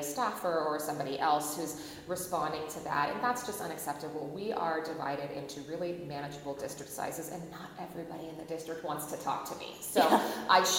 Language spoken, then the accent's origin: English; Phoenix, Arizona, United States; now in Mesa, United States; where I was born and raised was in Phoenix.